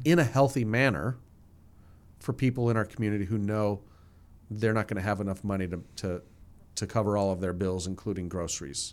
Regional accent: New Jersey, United States; moved away; I grew up in New Jersey, uh, forty-five minutes outside of New York City.

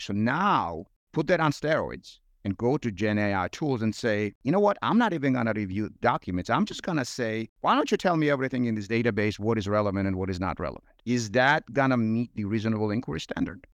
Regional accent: Georgia; English is a second language; moved away as an adult; now in United States; I'm sure listeners would reflect on my accent and realize it's not uh, Georgia, Georgia here in the U.S., Georgia overseas and in Eastern Europe. Um, grew up there

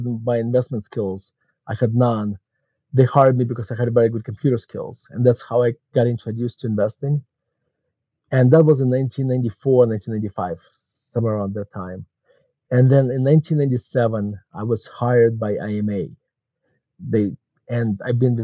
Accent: Murmansk, Murmansk Oblast, Russia; English is a second language; moved away as an adult; now in Denver, United States; as you can tell from my accent, I was not born in the United States. I was born actually in Murmansk, Russia. And my family immigrated to the United States in 1991

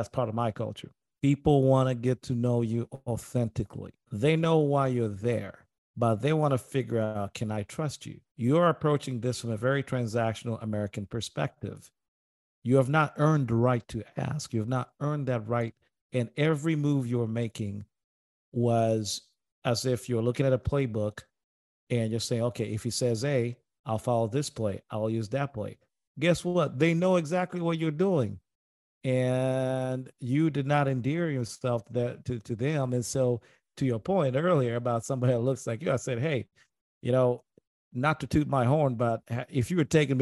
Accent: Tanzania; moved away; I grew up in Tanzania, and I grew up around Arab culture, you know, Eastern culture

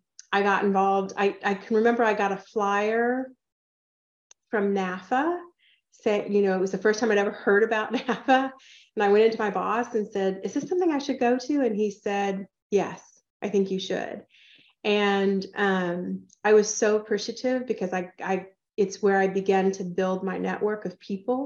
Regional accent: Atlanta, Georgia, United States; moved away as an adult; also born or lived in California / Ohio; now in Texas, United States; I grew up in Atlanta

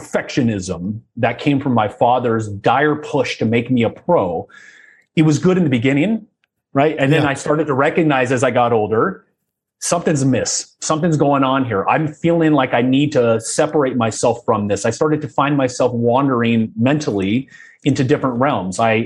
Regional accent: Southern California, United States; I was born in Southern California, oldest of three boys, and sports was an obsession in my household.

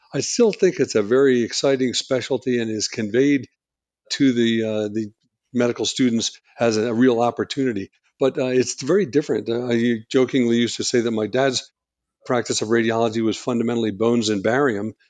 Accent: outside of Philadelphia, Pennsylvania, United States; moved away as an adult; also born or lived in New Hampshire; I grew up outside of Philadelphia

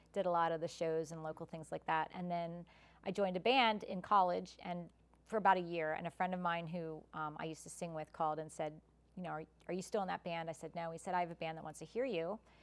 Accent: United States; now in Malvern, United States; I grew up in Westchester

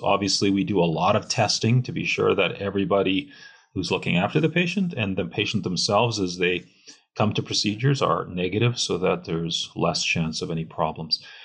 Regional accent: Canada; now in United States; I am Canadian

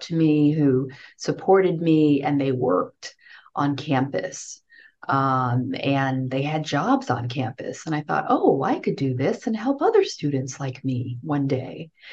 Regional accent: New York City, New York, United States; also born or lived in Haiti; i grew up in new york in brooklyn new york

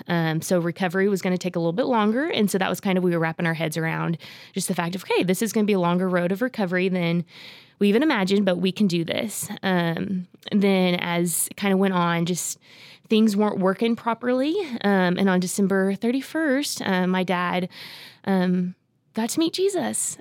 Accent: Oklahoma, United States; grew up in Oklahoma

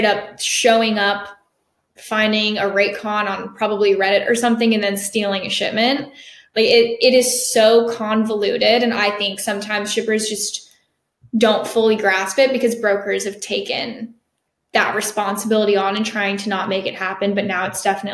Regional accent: Jacksonville, Florida, United States; I'm from Jacksonville, Florida

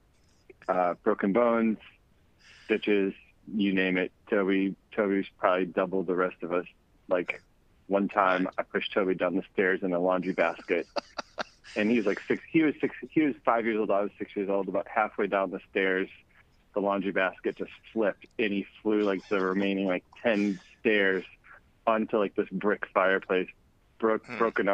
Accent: Boston, Massachusetts, United States; moved away; also born or lived in Pittsburgh; Growing up in Boston.

